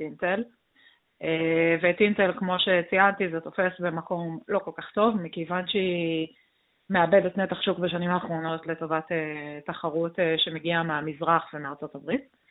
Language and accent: Hebrew; Israel; אנחנו בתור ישראלים